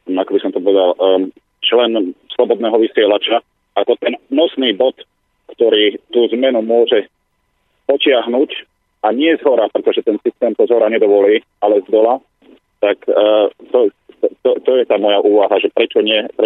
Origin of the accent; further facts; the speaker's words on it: Liptovský Mikuláš, Žilina Region, Slovakia; now in London, United Kingdom; ja som z Liptovského Mikuláša, ale som v Londýne teraz.